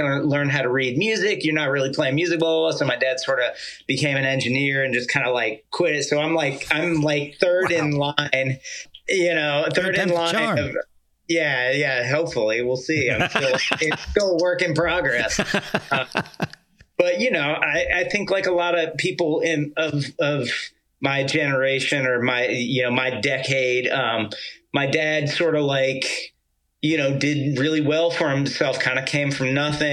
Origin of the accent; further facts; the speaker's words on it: Gwinnett County, Atlanta area, Georgia, United States; moved away as an adult; also born or lived in Miami, Florida / North Carolina / New York City; I grew up there. I went to high school